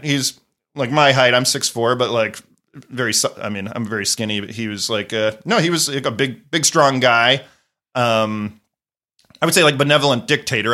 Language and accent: English; Wilmington, Delaware, United States; moved away; I grew up in Wilmington, Delaware, which is a half hour from Philadelphia